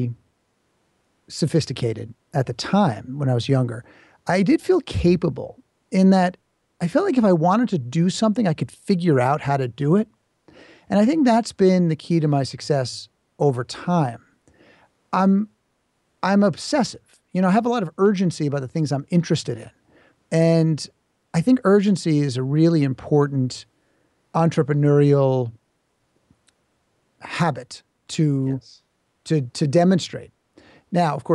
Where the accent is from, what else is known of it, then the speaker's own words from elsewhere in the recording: New York City, New York, United States; I grew up in New York City